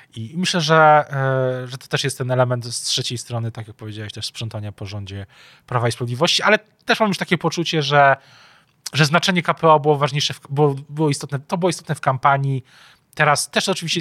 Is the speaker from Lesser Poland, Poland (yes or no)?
yes; Kraków, Lesser Poland, Poland; nie tylko my jesteśmy z Krakowa